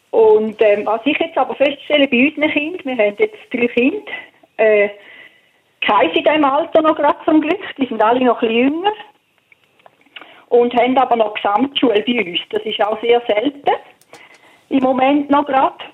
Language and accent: German; St. Gallen, Switzerland; ja, ich komme auch aus dem Toggenburg ursprünglich.